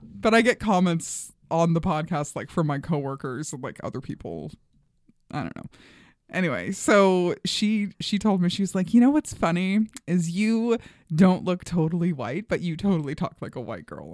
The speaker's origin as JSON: {"language": "English", "town": "New York City", "region": "New York", "country": "United States", "moved": "yes", "said": "Flushing, Queens."}